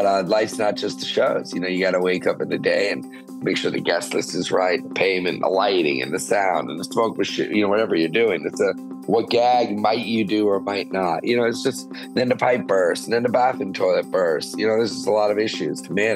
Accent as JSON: {"language": "English", "town": "New York City", "region": "New York", "country": "United States", "tie": "born or raised there", "said": "I grew up in New York City"}